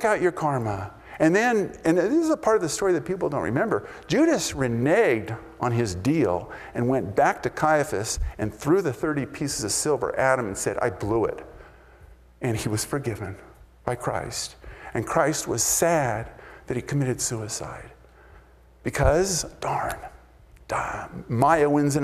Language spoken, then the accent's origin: English; United States; I'm an American boy